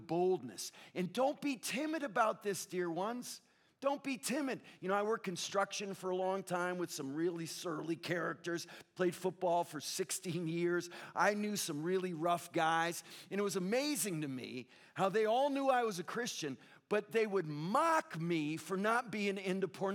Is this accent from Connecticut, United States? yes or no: yes; Connecticut, United States; now in Southern California, United States; I grew up in the Northeast, in Connecticut, New England, where it's pretty spiritually dead